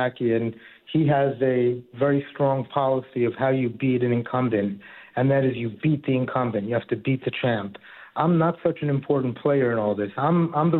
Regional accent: New York City, New York, United States; now in Harrison, United States; I grew up in Queens near St. John's, and now I live up in Harrison in Westchester County.

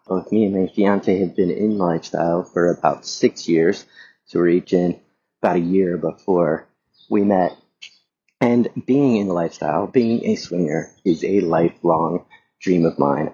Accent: the South, United States; moved away; I grew up in the South

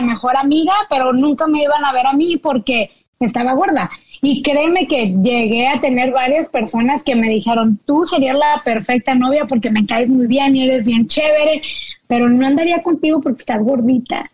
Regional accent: Monterrey, Nuevo León, Mexico; now in United States; yo crecí en Monterrey

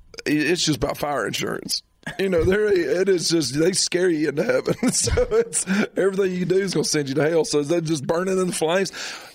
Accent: Spartanburg, South Carolina, United States; I'm from Spartanburg.

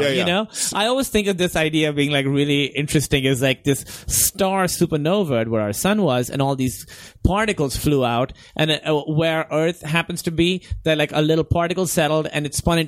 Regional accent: United States; We Americans

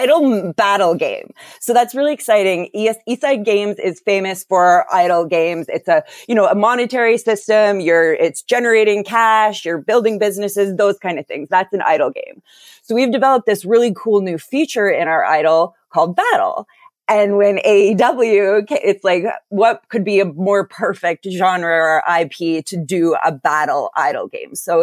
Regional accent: Calgary, Alberta, Canada; I was born in Calgary, Alberta

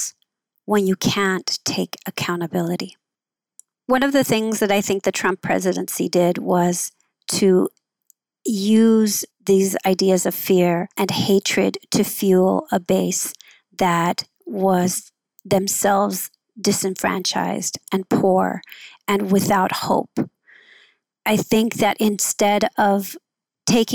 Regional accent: Los Angeles, California, United States; also born or lived in Oakland; I grew up in Southeast

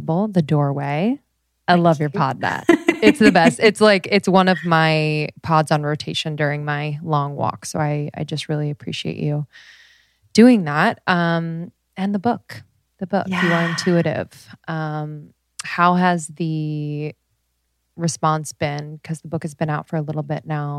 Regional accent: United States

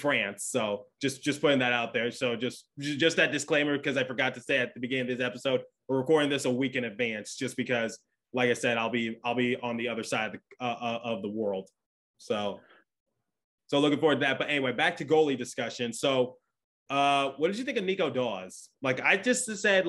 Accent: Michigan, United States; I'm from Michigan

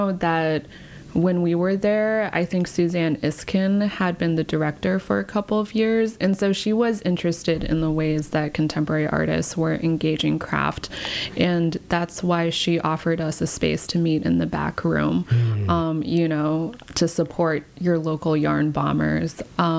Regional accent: Round Rock, Texas, United States; moved away as an adult; also born or lived in China / California; I was raised in Texas.

